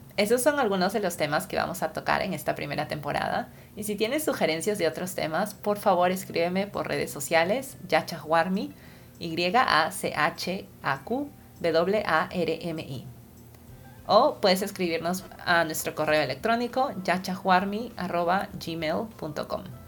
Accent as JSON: {"language": "Spanish", "region": "Lima", "country": "Peru", "tie": "born or raised there", "also_born_or_lived": "California, United States", "moved": "as an adult", "said": "Yo nací y crecí en Lima, Perú"}